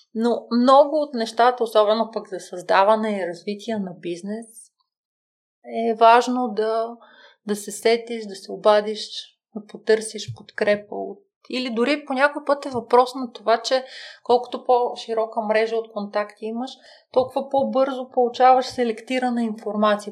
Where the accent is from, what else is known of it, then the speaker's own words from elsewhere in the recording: Bulgaria; аз съм от България, кариерен консултант